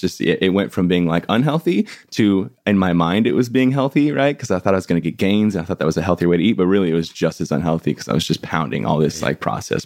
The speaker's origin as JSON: {"language": "English", "town": "San Diego", "region": "California", "country": "United States", "tie": "born or raised there", "moved": "yes", "lives_now": "Los Angeles, United States", "said": "I was born and raised in San Diego in a place called like El Cajon La Mesa area"}